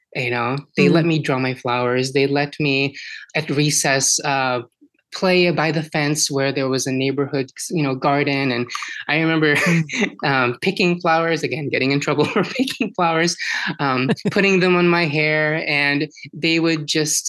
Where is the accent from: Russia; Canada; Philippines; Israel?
Philippines; now in Washington, United States; born and raised in the Philippines and coming to the US